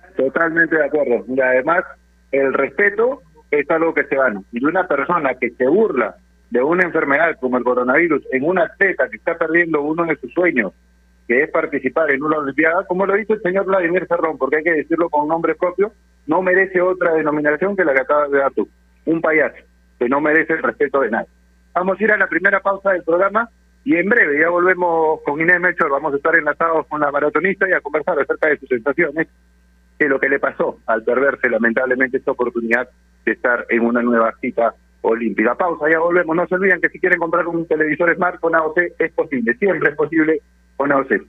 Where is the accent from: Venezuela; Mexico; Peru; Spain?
Peru; somos todos peruanos